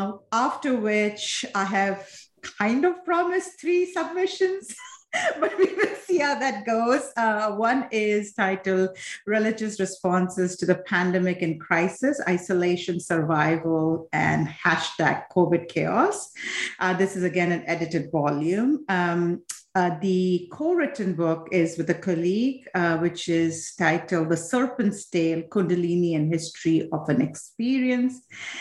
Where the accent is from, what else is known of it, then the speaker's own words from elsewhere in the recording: Assam, India; now in United States; essentially I was born, I'm from Assam, India, which is one of the states in the eastern part of India. And so my family comes from there. I was born there.